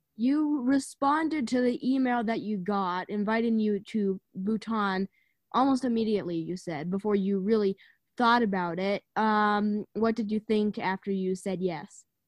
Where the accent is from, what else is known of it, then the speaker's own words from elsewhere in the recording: United States; as an American